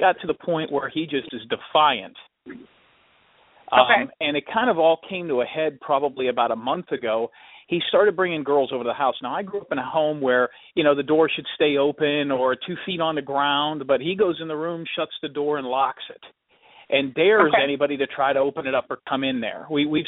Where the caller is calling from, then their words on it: Clearwater Beach, Florida, United States; I'm calling from Clearwater Beach, Florida.